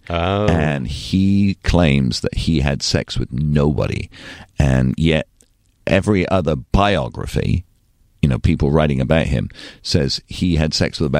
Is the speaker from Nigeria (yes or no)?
no; England, United Kingdom; now in United States; And actually, I'm from England.